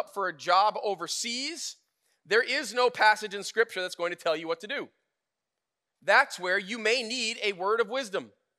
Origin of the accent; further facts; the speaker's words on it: United States; I'm an American.